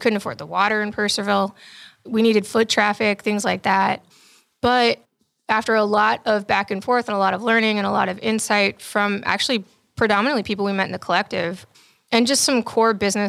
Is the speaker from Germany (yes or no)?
yes; Germany; And I was raised in Germany because my father's also military.